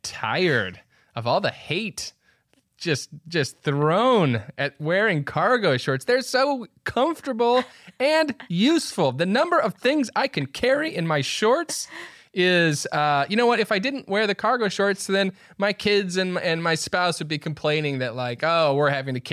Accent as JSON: {"language": "English", "region": "Midwest", "country": "United States", "said": "we're both from the Midwest"}